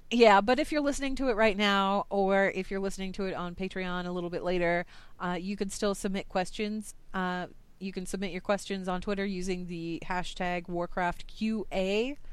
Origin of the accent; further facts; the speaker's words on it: United States; I'm from the United States.